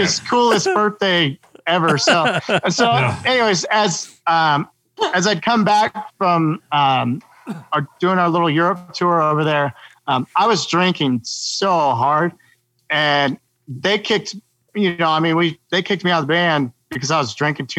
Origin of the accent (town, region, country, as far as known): Quincy, United States; born or raised there